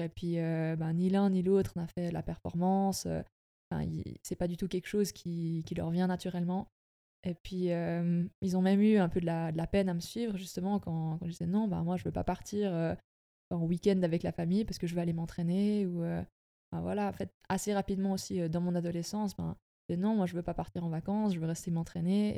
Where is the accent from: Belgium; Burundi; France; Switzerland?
Switzerland; Sonceboz-Sombeval, Bernese Jura; also born or lived in Fribourg; je viens de la région du Jura bernois. j'ai grandi à sanspo val